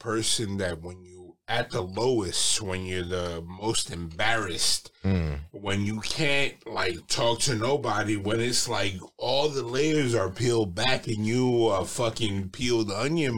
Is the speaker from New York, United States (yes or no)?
yes; New York City, New York, United States; I grew up in a small neighborhood in Brooklyn called Sunset Park